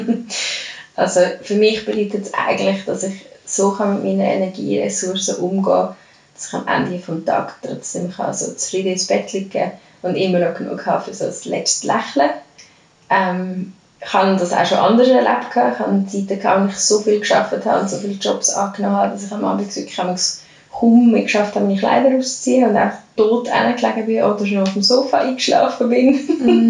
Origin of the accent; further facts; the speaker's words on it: Lucerne, Switzerland; moved away as an adult; now in Zurich, Switzerland; ich komme ursprünglich aus Luzern